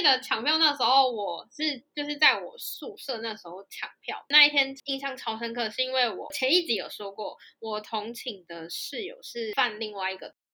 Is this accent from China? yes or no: no; Taiwan; moved away as an adult; also born or lived in South Korea; 我们台湾